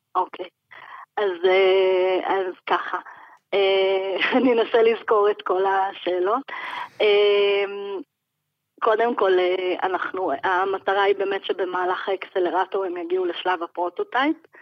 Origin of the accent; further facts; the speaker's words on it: Jerusalem, Jerusalem District, Israel; אני ירושלמית